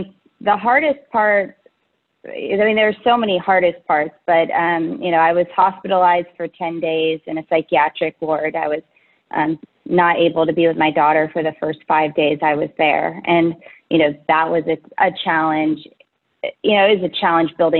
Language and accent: English; Menlo Park, California, United States; I'm from Menlo Park, California. It's a little bit south of San Francisco in the Bay Area